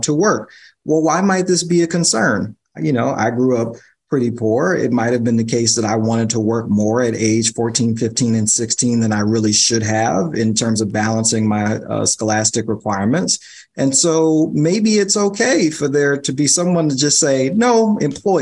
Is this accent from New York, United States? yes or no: yes; New York City, New York, United States; I'm a New Yorker